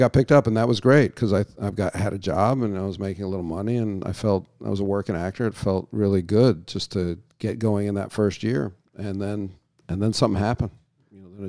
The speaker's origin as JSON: {"language": "English", "country": "United Kingdom", "said": "And I think that's a function of being British, you know."}